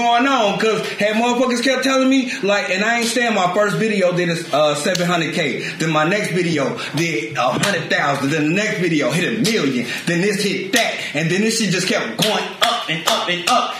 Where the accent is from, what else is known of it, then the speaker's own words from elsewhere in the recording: Chicago, Illinois, United States; I'm from Chicago, so I got that, I can do this mentality.